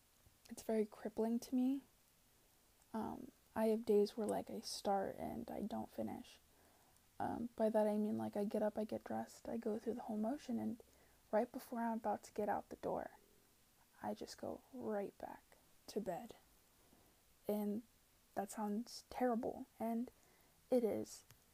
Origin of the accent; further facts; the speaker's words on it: Pennsylvania, United States; born there; I was born in Pennsylvania and moved across country to the Pacific Northwest.